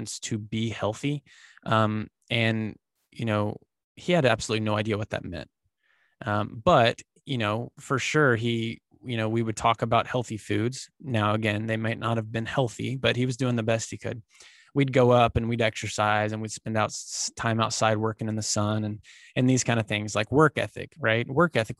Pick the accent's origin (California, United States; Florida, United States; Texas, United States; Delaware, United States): Texas, United States; Dallas-Fort Worth area; I was born and raised here in the, just outside of the Dallas-Fort Worth area down here in Texas